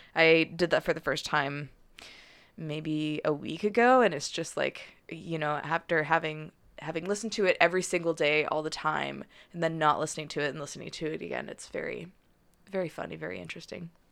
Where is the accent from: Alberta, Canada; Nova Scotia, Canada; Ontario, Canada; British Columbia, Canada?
Alberta, Canada; Calgary; also born or lived in Victoria; now in Vancouver, Canada; I'm from Calgary